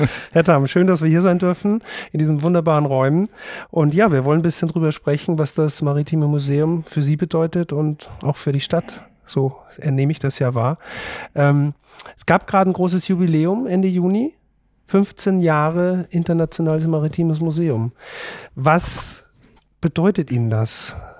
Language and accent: German; Austria; als Österreicher